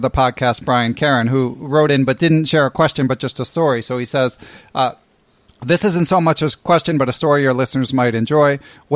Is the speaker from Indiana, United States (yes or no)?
no; Philadelphia, Pennsylvania, United States; I was from Philadelphia, which is about 2 hours away from New York